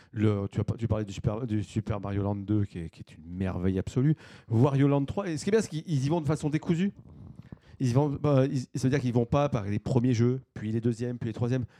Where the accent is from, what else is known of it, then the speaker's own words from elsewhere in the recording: France; chez nous en France